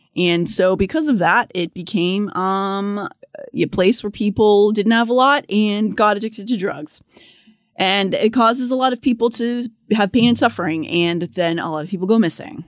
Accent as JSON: {"language": "English", "town": "Pittsburgh", "region": "Pennsylvania", "country": "United States", "tie": "born or raised there", "moved": "yes", "said": "growing up in Pittsburgh"}